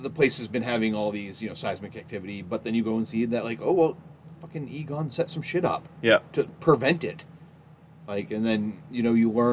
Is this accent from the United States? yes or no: yes; Milo, United States; growing up in Milo, we had houses like